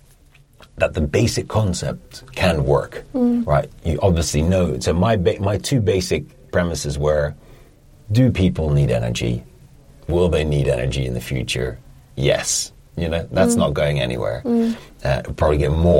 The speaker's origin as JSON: {"language": "English", "country": "Netherlands", "moved": "as an adult", "lives_now": "London, United Kingdom", "said": "I'm from Holland originally"}